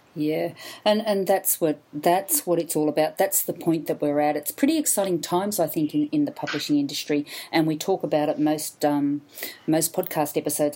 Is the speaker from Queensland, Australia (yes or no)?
yes; Brisbane, Queensland, Australia; I'm in my hometown Brisbane